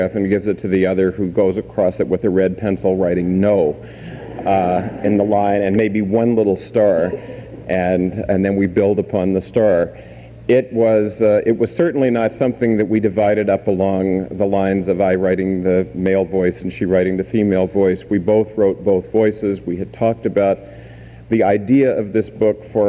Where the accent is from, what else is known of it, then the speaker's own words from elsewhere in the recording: Tacoma, Washington, United States; I grew up part of the time in Tacoma, Washington, where my grandmother still lives